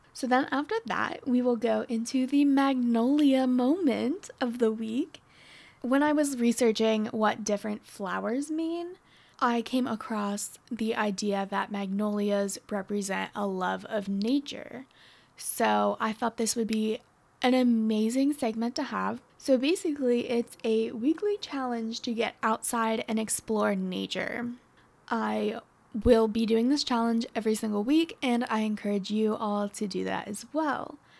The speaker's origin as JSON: {"language": "English", "region": "Northwestern Pennsylvania", "country": "United States", "moved": "as an adult", "lives_now": "Dallas, United States", "said": "I'm from Pennsylvania"}